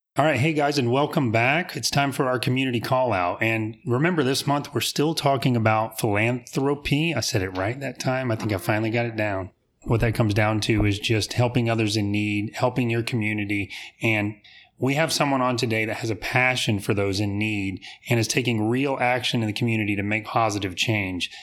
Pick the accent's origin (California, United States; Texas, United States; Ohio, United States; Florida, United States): Florida, United States; Apopka; Apopka is my hometown